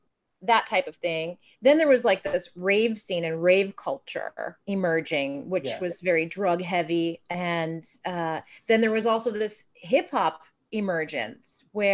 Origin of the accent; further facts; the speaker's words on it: East Coast, United States; I grew up on the East Coast.